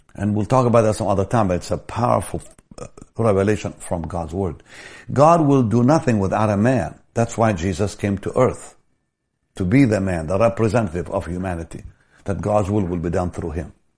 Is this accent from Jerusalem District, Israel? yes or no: no; Jaffa, Tel Aviv District, Israel; I grew up in the Catholic school in Jaffa, we prayed every day